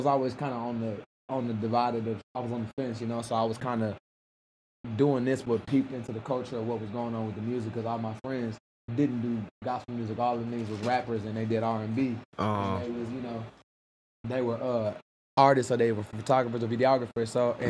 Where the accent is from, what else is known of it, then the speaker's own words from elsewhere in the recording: Houston, Texas, United States; And when I'm from Houston, Texas, bro